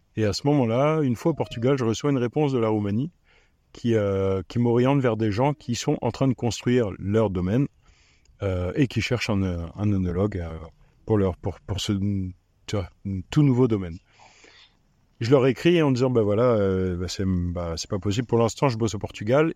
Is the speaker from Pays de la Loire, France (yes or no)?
no; Reichshofen, Grand Est, France; moved away; also born or lived in Romania; Du nord de Strasbourg, à Reichshofen